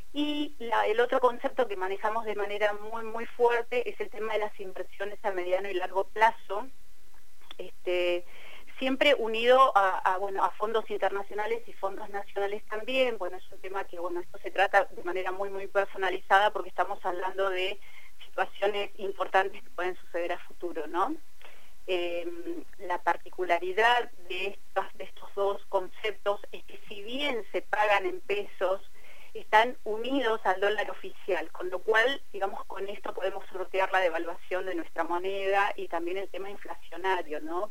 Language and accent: Spanish; Cipolletti, Río Negro, Argentina; yo tengo un teléfono con prefijo de Buenos Aires, pero vivo en Tipoleti, eh, yo soy de Tipoleti